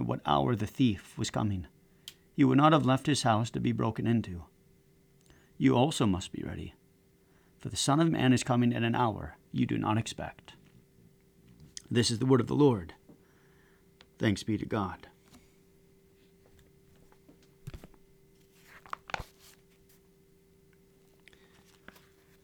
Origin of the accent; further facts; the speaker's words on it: United States; As an American citizen